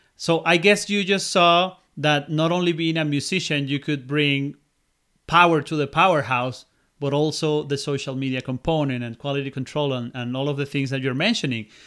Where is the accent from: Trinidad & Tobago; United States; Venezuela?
Venezuela; moved away as an adult